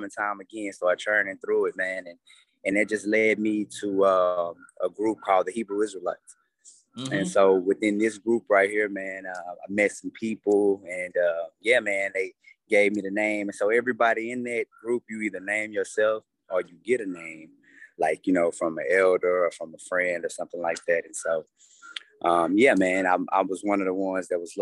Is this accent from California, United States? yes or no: no; Dallas, Texas, United States; I'm from Dallas, Texas.